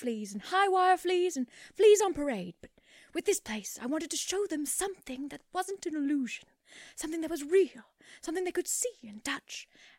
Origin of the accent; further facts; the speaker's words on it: Scotland, United Kingdom; moved away; You know, the first attraction I ever built when I came down from Scotland, it was a flea circus, Petticoat Lane.